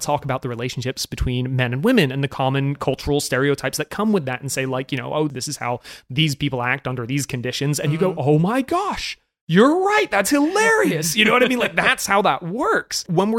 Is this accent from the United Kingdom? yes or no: yes; United Kingdom; now in United States; I sound American, I'm from Britain, I moved around a lot as a kid, and I never realized this about British people until I moved to America